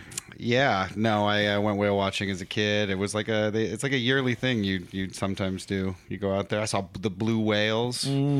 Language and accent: English; San Diego, California, United States; also born or lived in Los Angeles, California / Mexico; now in New York, United States; I come from San Diego, California